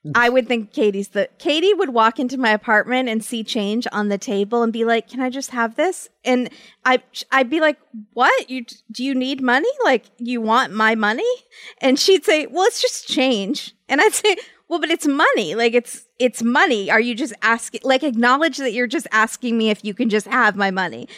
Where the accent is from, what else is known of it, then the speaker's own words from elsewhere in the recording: Virginia, United States; I grew up in Virginia